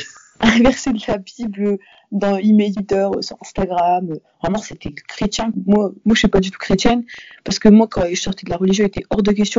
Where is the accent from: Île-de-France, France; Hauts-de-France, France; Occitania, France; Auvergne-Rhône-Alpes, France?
Hauts-de-France, France; near Lille; j'habite autour de Lille, donc euh, j'étais vraiment dans une petite ville, le collège n'était pas hyper grand